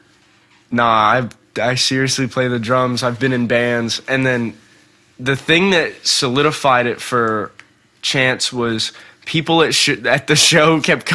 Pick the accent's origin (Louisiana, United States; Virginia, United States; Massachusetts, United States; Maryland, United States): Louisiana, United States; New Orleans; I'm from New Orleans